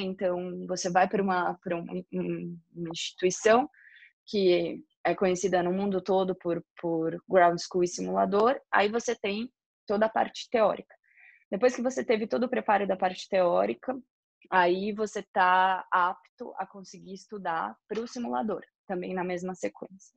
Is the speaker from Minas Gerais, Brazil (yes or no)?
no; São Paulo, Brazil; moved away as an adult; Eu sou paulistana, né? Morava na cidade de São Paulo quando morava no Brasil